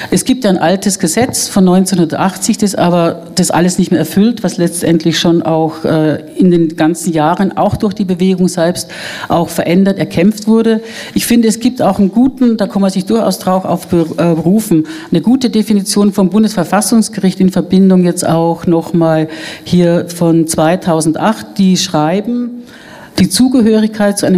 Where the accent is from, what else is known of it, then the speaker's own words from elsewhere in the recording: Bavaria, Germany; Ich komme auch noch gut erinnern, ich bin in Bayern groß geworden.